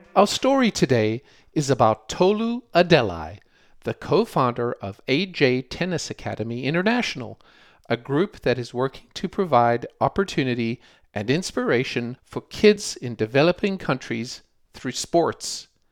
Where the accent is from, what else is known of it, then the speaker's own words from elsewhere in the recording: South Africa; growing up in South Africa